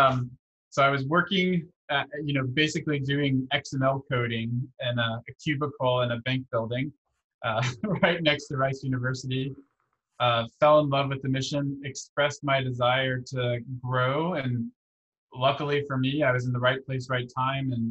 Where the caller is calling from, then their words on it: Houston, Texas, United States; my bedroom in Houston, Texas.